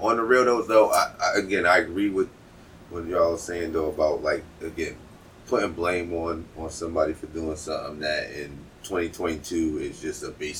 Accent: Boston, Massachusetts, United States; so I'm from Boston, motherfucker.

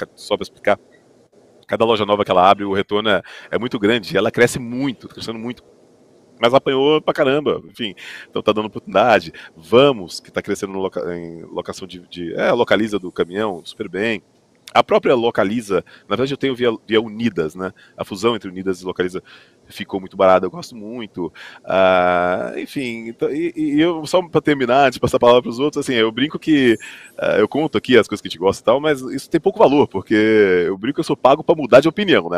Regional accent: Goiânia, Goiás, Brazil; eu sou de Goiânia

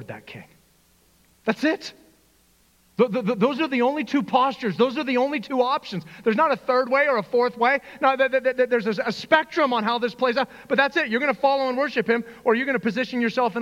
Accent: Northern Arizona, United States; growing up in Northern Arizona, I can't tell you how many times I've been to the Grand Canyon

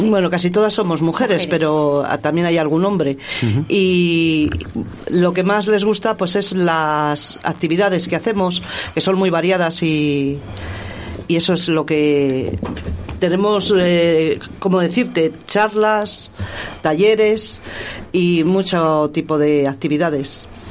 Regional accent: Íscar, Castile and León, Spain; mi pueblo, Iscar.

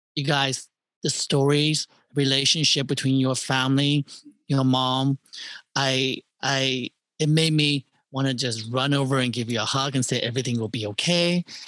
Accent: Terre Haute, Indiana, United States; moved away; I'm from Terry Hill, Indiana

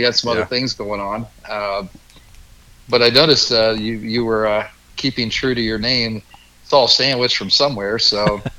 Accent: Shelbyville, Indiana, United States; born and raised in Shelbyville. Raised our three kids here

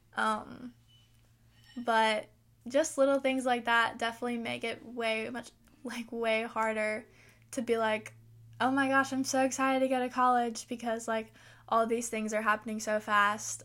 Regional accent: the South, United States; I live in the South

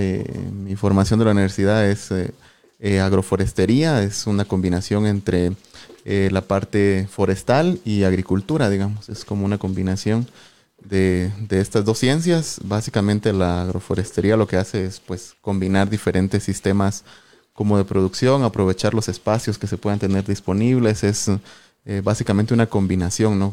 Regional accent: Sololá, Guatemala; Soy originario de Solola, eh, Solola, Solola, ¿verdad? uno de los departamentos aquí vecinos

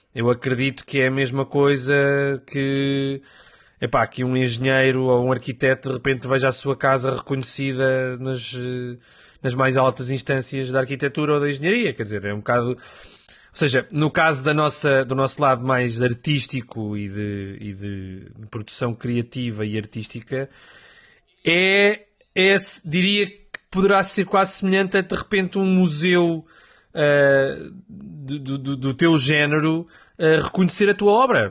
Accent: Coimbra, Centro, Portugal; porque eu sou de Coimbra, não sou de Lisboa

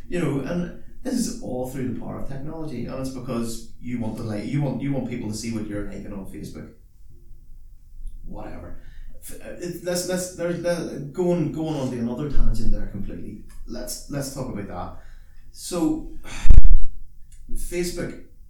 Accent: Northern Ireland, United Kingdom; as a Northern Irish person

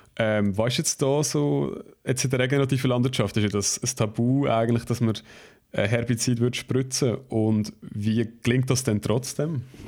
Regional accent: Switzerland; bei uns in der Schweiz

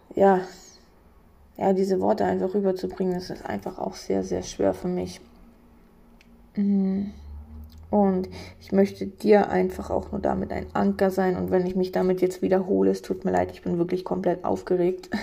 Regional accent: on the border with Poland, eastern Germany, Germany; Ich bin gebürtig im Osten aufgewachsen, an der Grenze zu Polen.

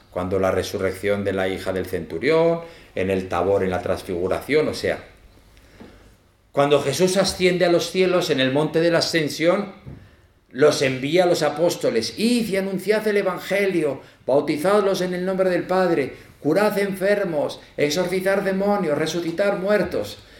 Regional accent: Zaragoza, Aragon, Spain; moved away as an adult; now in El Salvador; aunque soy de Zaragoza, pero me fui jovencico

